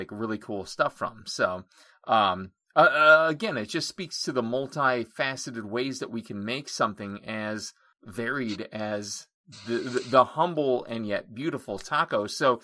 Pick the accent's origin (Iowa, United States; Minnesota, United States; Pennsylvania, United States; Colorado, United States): Pennsylvania, United States; Honesdale; My hometown is Honesdale, Pennsylvania